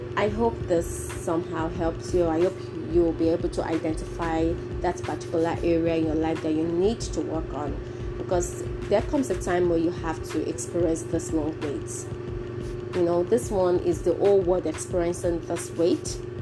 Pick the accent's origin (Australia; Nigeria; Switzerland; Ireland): Nigeria; if you're educated as a Nigerian, automatically you're bilingual